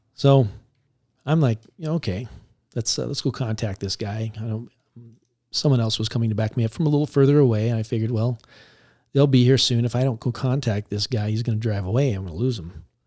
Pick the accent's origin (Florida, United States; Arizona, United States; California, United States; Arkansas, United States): Arizona, United States; Tempe; I grew up in Tempe